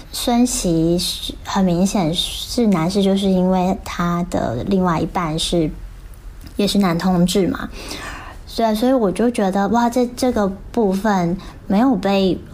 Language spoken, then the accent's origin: Chinese; Taiwan; now in Shanghai, China; ，啊，我是台湾人，已经在上海生活工作第九个年头了。